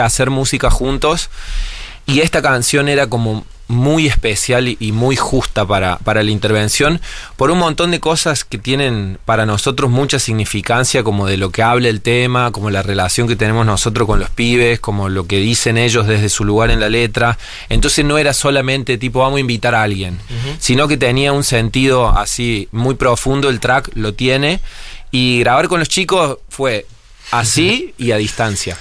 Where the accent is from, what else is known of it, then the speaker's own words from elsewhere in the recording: Río Tercero, Córdoba, Argentina; accent: cordobés; nosotros somos de Río Tercero, que es una ciudad chiquita como que los riotercearenses hablamos muy cordobés.